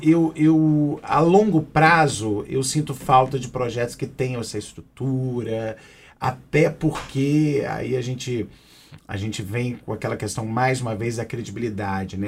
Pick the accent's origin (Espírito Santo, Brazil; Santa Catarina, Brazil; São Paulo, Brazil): Espírito Santo, Brazil; Aracruz; eu sou de Aracruz, né? E minha mãe sempre fez um trabalho ligado à PAI da minha cidade